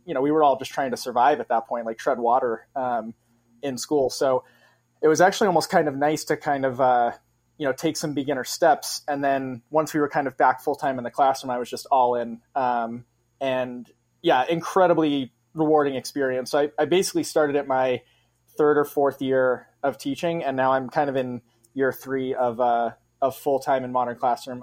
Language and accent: English; Massachusetts, United States; moved away as an adult; now in Grand Rapids, United States; taught in Massachusetts for five years right out of college, which is my home state